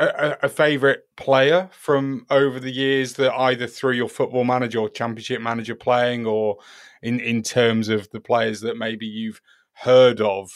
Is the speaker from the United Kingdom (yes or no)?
yes; United Kingdom; we're in our English or United Kingdom bubble